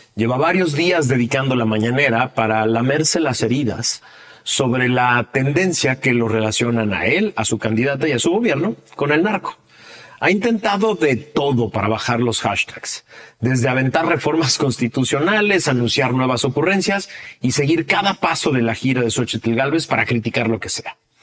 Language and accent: Spanish; Mexico